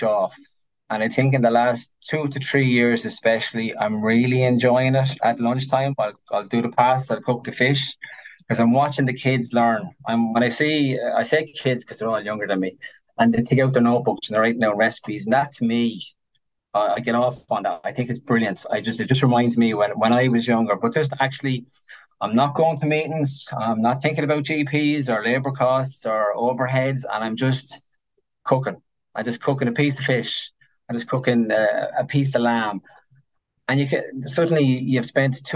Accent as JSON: {"language": "English", "country": "Ireland", "said": "Being Irish."}